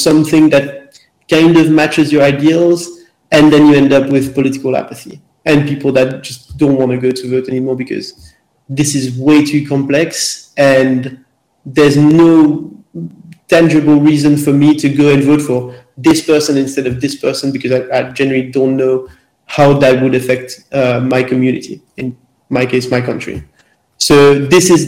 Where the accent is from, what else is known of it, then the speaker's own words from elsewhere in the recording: Belgium; I'm from Belgium